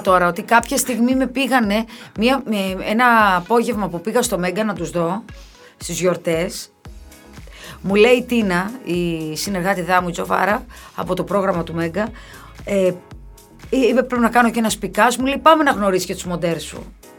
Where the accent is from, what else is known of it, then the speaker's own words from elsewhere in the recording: Kefalonia, Ionian Islands, Greece; στο χωριό μου, στην Κεφαλονιά